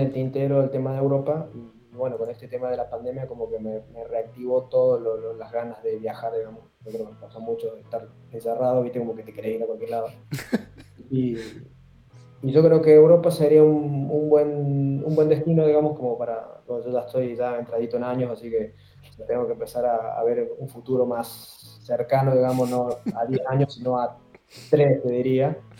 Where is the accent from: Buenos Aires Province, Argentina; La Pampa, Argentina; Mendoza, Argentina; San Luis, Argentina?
San Luis, Argentina; moved away as an adult; also born or lived in Córdoba; now in Chile; yo soy de San Luis